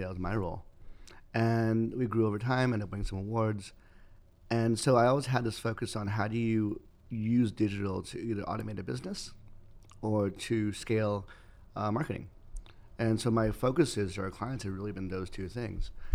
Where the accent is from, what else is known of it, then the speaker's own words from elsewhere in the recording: Los Angeles, California, United States; Los Angeles